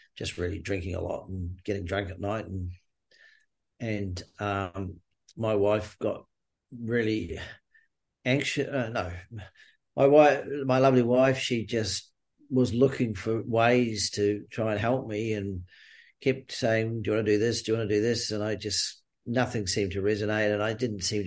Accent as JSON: {"language": "English", "country": "New Zealand", "tie": "born or raised there", "also_born_or_lived": "Queensland, Australia", "moved": "as an adult", "lives_now": "Australia", "said": "I grew up in New Zealand, moved to Australia in the early 80s"}